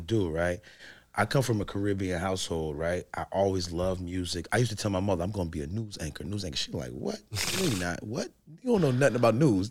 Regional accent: Newark, New Jersey, United States

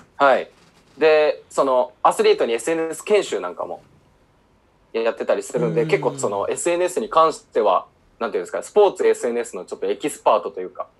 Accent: Yamanashi, Japan; 僕は山梨県出身なんですけど、とってつもない山の中出身

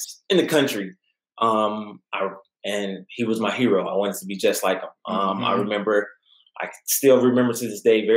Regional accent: Midland, Texas, United States; I'm originally from Midland, Odessa area.

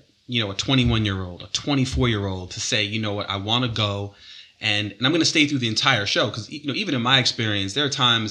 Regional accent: New York, United States; now in Charlotte, United States; I know for me, you know, growing up in New York, you know

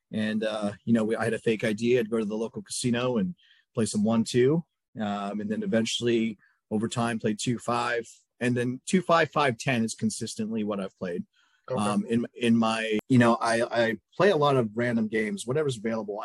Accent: Bay Area, California, United States; I'm from the Bay Area

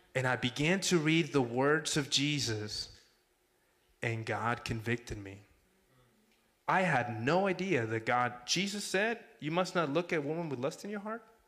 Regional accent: Mexico; also born or lived in Texas; now in Arizona, United States; I'm from Mexico, born and raised.

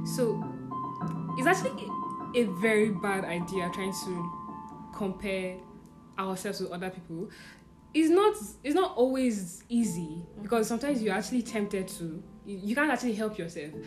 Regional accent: Nigeria; also born or lived in Abuja; I'm coming from Nigeria

